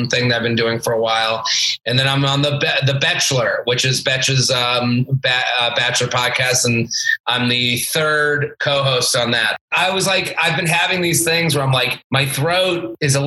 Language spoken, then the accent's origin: English; Needham, Massachusetts, United States; Outside of Boston, about a town called Needham, which is like 20 minutes outside of the city